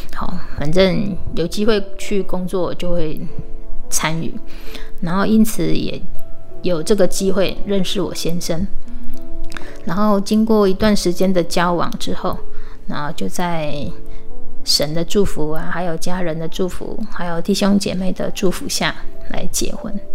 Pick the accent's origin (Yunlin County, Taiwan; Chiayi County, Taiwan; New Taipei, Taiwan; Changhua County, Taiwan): Chiayi County, Taiwan; Minxiong; 也是我们的故乡，民雄